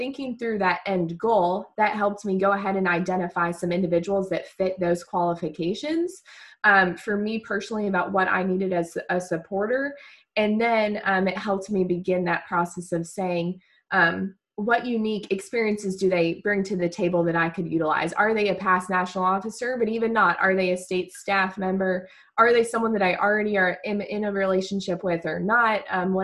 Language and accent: English; Virginia, United States; I'm from the state of Virginia